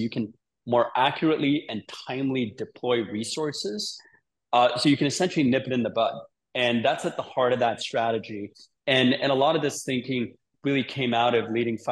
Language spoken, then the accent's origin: English; Sydney, New South Wales, Australia; now in San Francisco, United States; I live in San Francisco. I grew up in Sydney as a kid